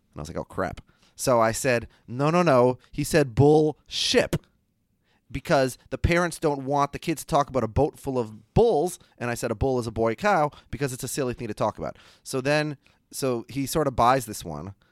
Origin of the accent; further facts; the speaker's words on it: Minnesota, United States; I'm from Minnesota